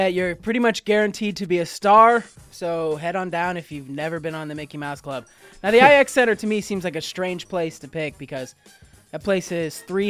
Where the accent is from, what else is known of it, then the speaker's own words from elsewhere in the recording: Canada; born there; I was born in Canada